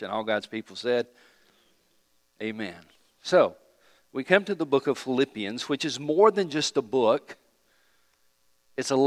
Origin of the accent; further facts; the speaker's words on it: United States; we're from America